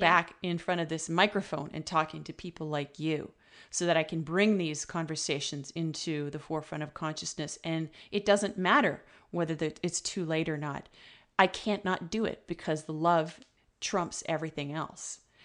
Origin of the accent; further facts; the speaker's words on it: Ontario, Canada; now in British Columbia, Canada; I'm originally from Ontario